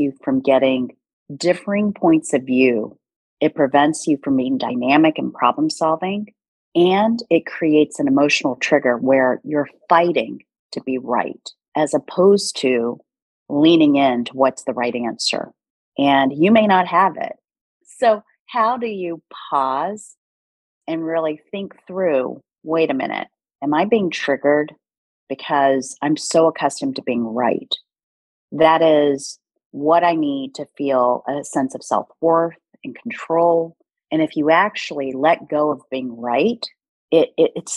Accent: United States; first language Korean; English is a second language; also born or lived in South Korea; I immigrated to the States when I was 2.5 years old

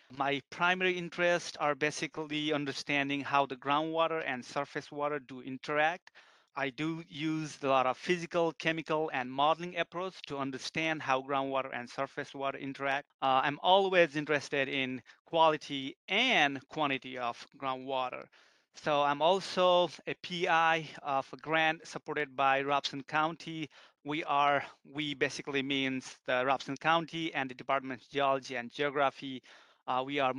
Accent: Nepal; now in United States; I'm originally from Nepal.

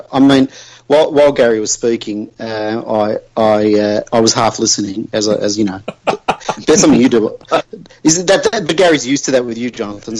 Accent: Australia; as an Australian

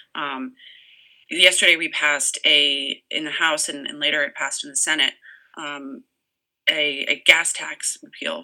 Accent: Massachusetts, United States; now in Orange, Connecticut, United States; I'm actually originally from Massachusetts

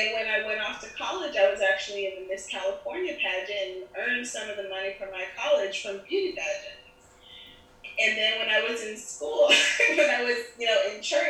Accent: Germany; also born or lived in Nigeria / Panama; now in Miami, United States; my dad's from Nigeria, my mm-hmm. mother's from Panama, I was born in Germany

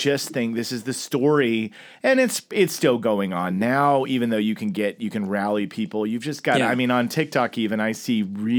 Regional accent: Oklahoma, United States; also born or lived in Chicago suburbs, Illinois; now in Los Angeles, United States; I moved here in 2001.

